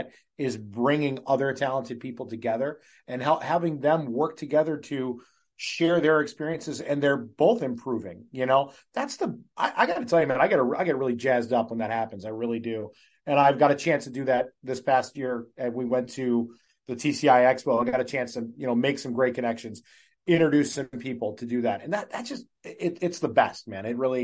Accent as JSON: {"language": "English", "town": "Cleveland", "region": "Ohio", "country": "United States", "tie": "born or raised there", "moved": "yes", "lives_now": "New Hampshire, United States", "said": "I'm born and raised in Cleveland, Ohio"}